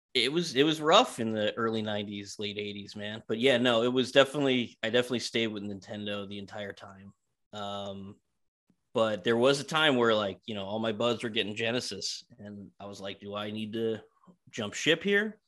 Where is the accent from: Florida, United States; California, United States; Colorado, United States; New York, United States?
New York, United States; I grew up in New York, in Queens